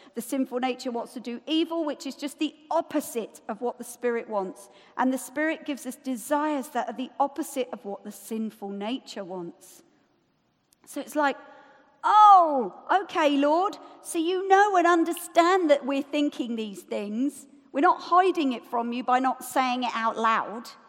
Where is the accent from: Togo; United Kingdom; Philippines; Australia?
United Kingdom; we're British